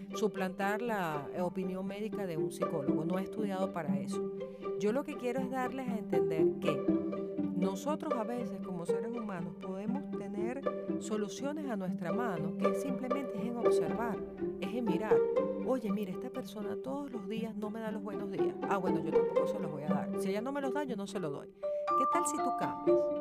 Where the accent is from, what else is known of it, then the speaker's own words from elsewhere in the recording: Venezuela; en Venezuela, en mi país